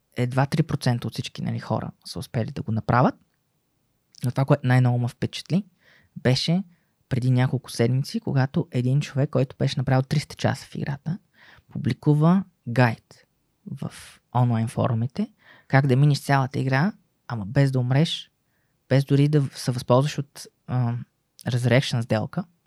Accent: Bulgaria

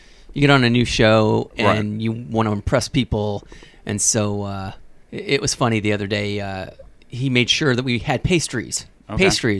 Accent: Peoria, Illinois, United States; now in Los Angeles, United States; No, I'm from Peoria, Illinois.

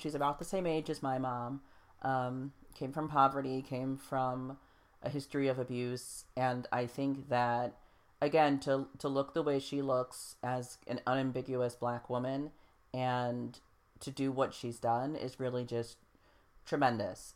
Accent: United States; as American people

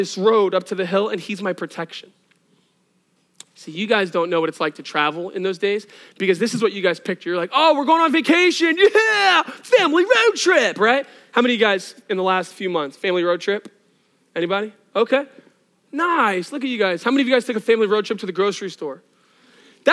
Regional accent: Northeast, United States; I'm from the Northeast.

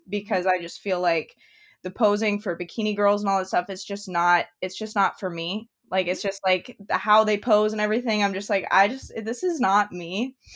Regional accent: Idaho, United States; I was born and raised in Idaho, up in the mountains

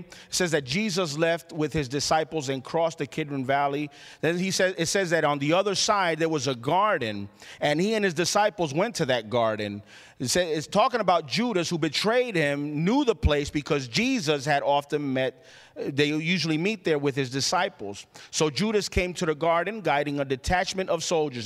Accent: Puerto Rico; I grew up in Puerto Rico

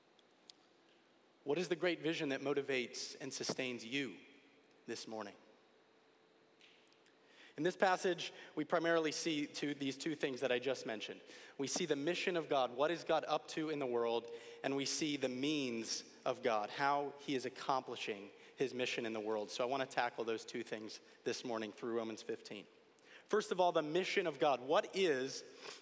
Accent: Connecticut, United States; Growing up in Connecticut and with family from upstate New York

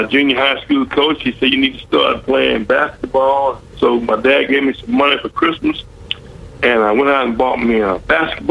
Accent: Midland, Louisiana, United States; moved away as an adult; also born or lived in Houston, Texas; being from Midland, you know, you didn't know a whole lot more than other than Shreveport, because that was the big city

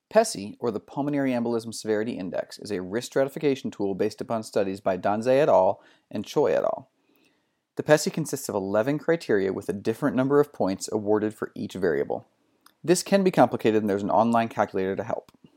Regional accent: North Carolina, United States; I grew up in North Carolina, and it's it's good to hear my, my kind of people

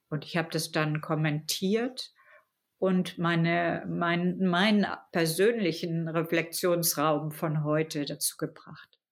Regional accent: Germany; als Deutsche

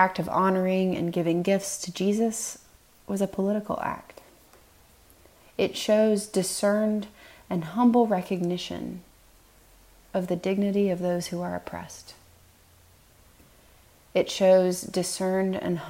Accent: Tennessee, United States; my home state of Tennessee

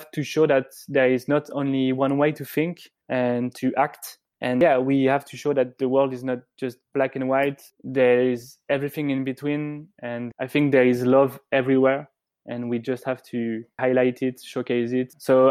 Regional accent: French Riviera, Provence-Alpes-Côte d'Azur, France; when I was young and I was growing up on the French Riviera.

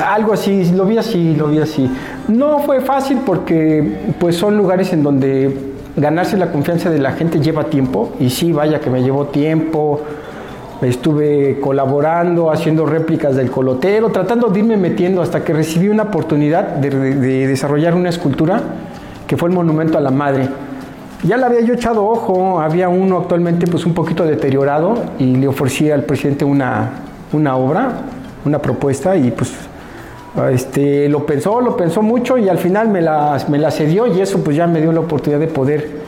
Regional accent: Mexico City, Mexico; moved away as an adult; now in Álamo, Mexico; yo soy originario de la Ciudad de México, pero tengo más de 16 años viviendo aquí en Álamo

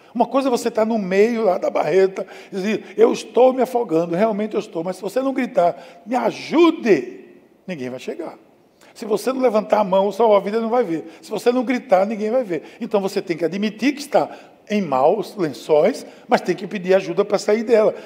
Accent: Recife, Pernambuco, Brazil; eu cresci aqui na praia, né? eu cresci em Boa Viagem

